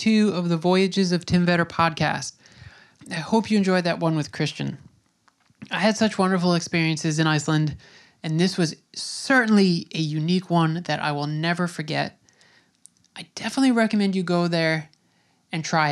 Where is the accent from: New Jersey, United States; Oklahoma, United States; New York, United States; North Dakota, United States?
New York, United States; Long Island; I grew up on Long Island in New York